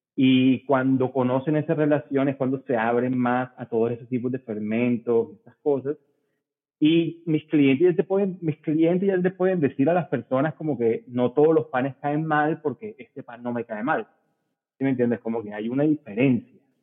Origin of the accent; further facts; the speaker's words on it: Barranquilla, Atlántico, Colombia; Soy barranquillero em, de ascendencia libanesa